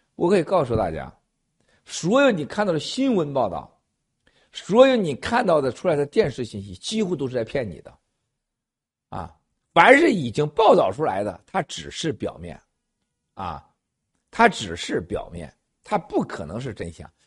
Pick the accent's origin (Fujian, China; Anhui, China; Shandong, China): Shandong, China; 咱们老家呀，山东老家